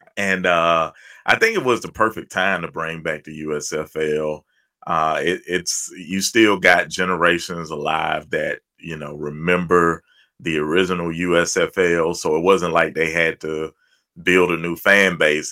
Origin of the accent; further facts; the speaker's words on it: Birmingham, Alabama, United States; also born or lived in Opelika, Alabama; I've been in Birmingham since fourth, maybe fifth grade. So it's Birmingham is all I know.